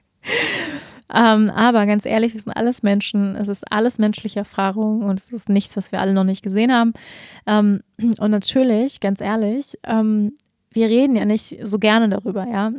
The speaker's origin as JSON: {"language": "German", "country": "Germany", "said": "wir als Deutsche"}